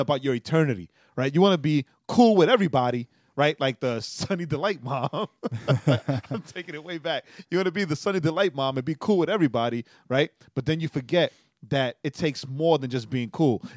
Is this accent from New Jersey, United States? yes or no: no; New York, United States; as a New Yorker